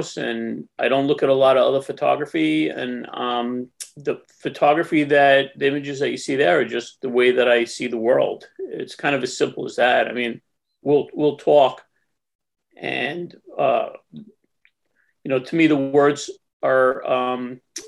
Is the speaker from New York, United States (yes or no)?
yes; Long Island, New York, United States; I grew up in Long Island, near New York, not New York City